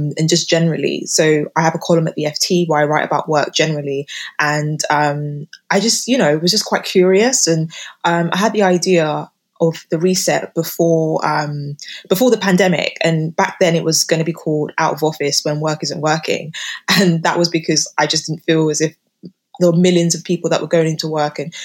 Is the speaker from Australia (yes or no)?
no; United Kingdom; living and growing up in Britain